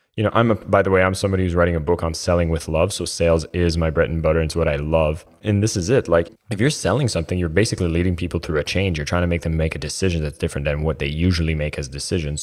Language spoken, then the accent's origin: English; Canada; I'm Canadian